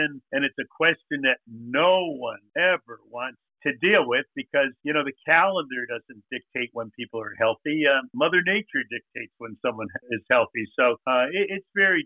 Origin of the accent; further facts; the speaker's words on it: Stamford, Connecticut, United States; born and raised in Stamford, Connecticut, I've always been here